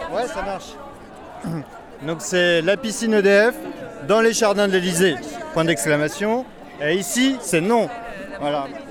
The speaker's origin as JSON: {"language": "French", "town": "Cherbourg", "region": "Normandy", "country": "France", "said": "je viens de La Hague aussi, enfin de Cherbourg, du Cotentin"}